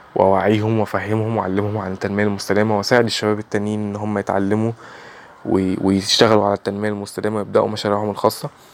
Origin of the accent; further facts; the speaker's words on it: Egypt; 21 سنه من مصر